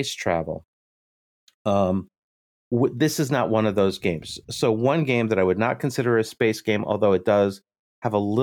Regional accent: United States; I'm your American host

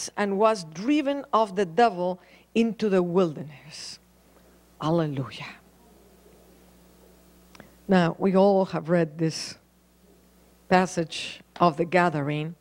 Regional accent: Mexico City, Mexico; moved away as an adult; also born or lived in Paris, France; I was born in Mexico City

